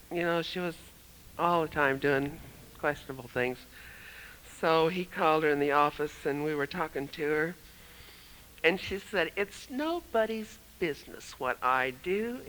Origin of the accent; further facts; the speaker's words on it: Michigan, United States; moved away; I remember when we came from Michigan, in 1955, we moved from Michigan to Tulsa, Oklahoma.